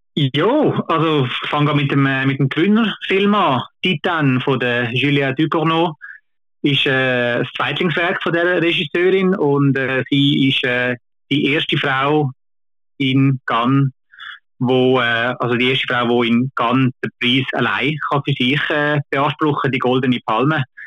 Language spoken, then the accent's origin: German; Switzerland; bei uns in Kinos